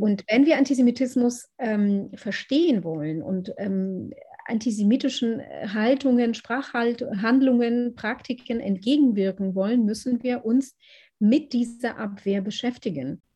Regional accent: Israel; now in Berlin, Germany; ich bin in Israel aufgewachsen

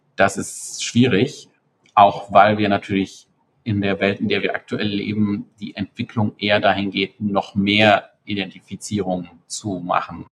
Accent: Germany; Ich komme aus Deutschland

